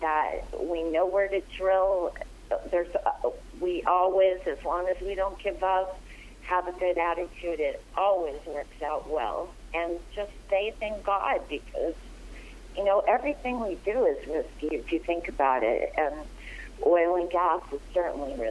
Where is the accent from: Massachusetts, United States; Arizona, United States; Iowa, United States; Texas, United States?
Arizona, United States; I'm from Arizona, and things are not as strict there